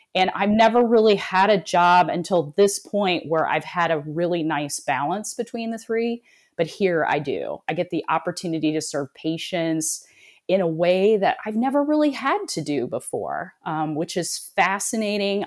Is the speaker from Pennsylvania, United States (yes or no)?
no; South Bend, Indiana, United States; I was born and raised in South Bend, Indiana, home of Notre Dame